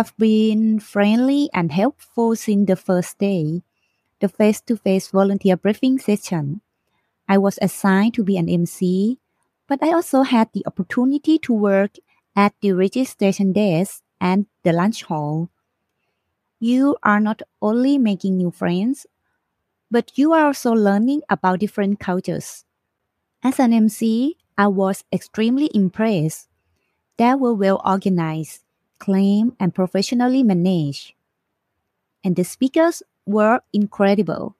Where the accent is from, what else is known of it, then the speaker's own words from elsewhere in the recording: Thailand; I'm from Thailand.